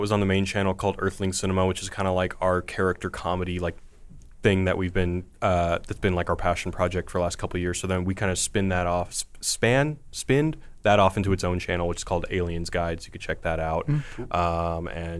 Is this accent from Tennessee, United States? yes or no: no; Sugar Land, Texas, United States; I'm from Houston, Sugarland area.